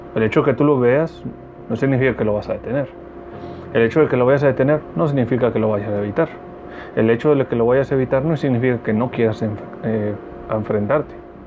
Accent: Mexicali, Baja California, Mexico; Mexicali, mi tierra bonita

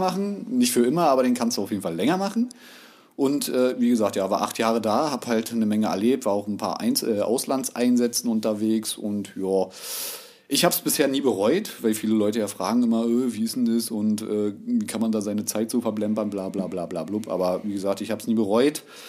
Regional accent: Berlin, Germany; wohnhaft und geboren in Berlin, also Ur-Berliner kann man schon sagen, ja, gebürtig.

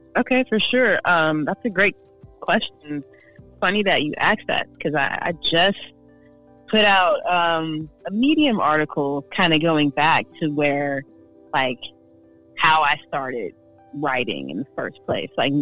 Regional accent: Oakland, California, United States; also born or lived in San Diego, California / Yuma, Arizona / Berkeley, California / Los Angeles, California; I was born in Oakland, um, raised in Oakland, Berkeley

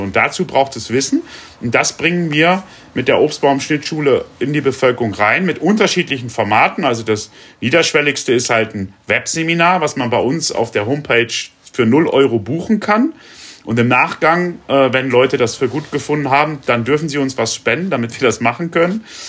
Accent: Rinteln, Lower Saxony, Germany; in der Stadt, wo ich groß geworden bin, in Rinteln

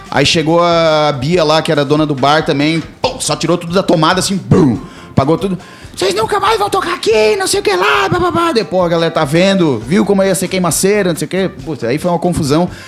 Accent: Florianópolis, Santa Catarina, Brazil; aqui na ilha, né? Mas minha família pra trás é tudo Rio Grande do Sul também.

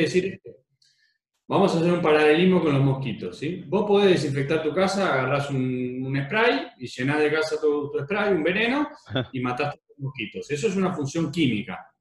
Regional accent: Argentina; como argentino

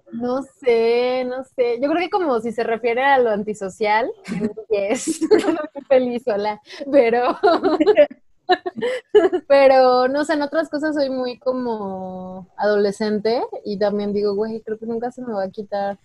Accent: Guanajuato, Mexico; crecí en Guanajuato, que es un lugar muy conservador

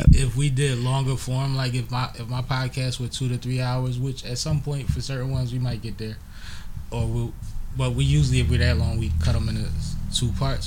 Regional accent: Philadelphia, Pennsylvania, United States; also born or lived in Baltimore; I'm from Philly.

